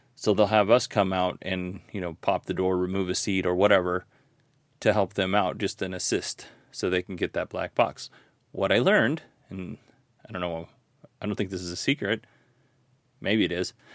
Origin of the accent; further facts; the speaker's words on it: Alaska, United States; I grew up in Alaska